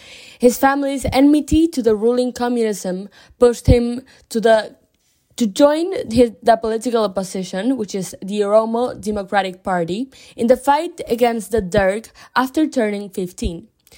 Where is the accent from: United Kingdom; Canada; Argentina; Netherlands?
Argentina; Buenos Aires; moved away; also born or lived in Berlin, Germany / United States; I'm from Buenos Aires, Argentina, although I've lived in Berlin, Germany, and the US for a short period of time.